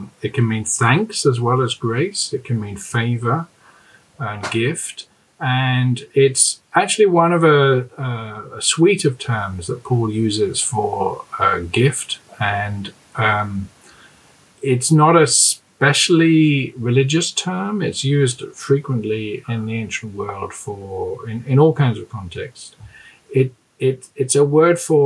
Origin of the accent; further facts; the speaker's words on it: London, United Kingdom; moved away as an adult; also born or lived in Cambridge / Glasgow, Scotland; now in Durham, United Kingdom; I grew up in London